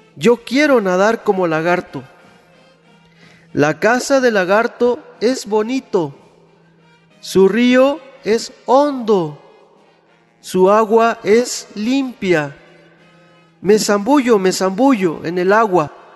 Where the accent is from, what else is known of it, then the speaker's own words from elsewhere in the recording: San Pedro Huamelula, Oaxaca, Mexico; Mi pueblo se llama San Pedro Guamelula